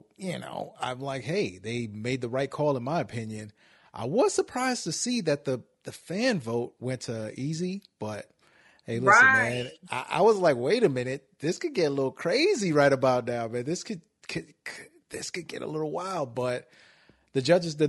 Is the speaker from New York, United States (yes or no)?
yes; New York City, New York, United States; now in Cleveland, United States; I'm from Brooklyn, but I'm out here in Cleveland now.